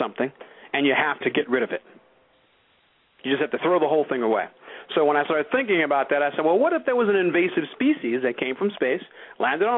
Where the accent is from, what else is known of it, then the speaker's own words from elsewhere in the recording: New York City, New York, United States; I've lived in New York. I grew up in New York